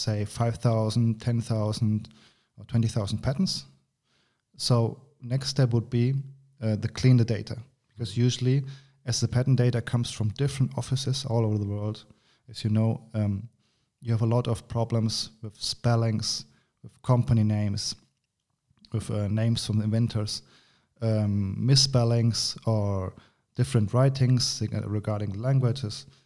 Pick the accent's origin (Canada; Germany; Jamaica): Germany; moved away as an adult; now in Granada, Spain; I'm from Germany. I studied there, but uh, then uh, via my university, I came to, to this wonderful country named Spain. I'm living in Granada, south of Spain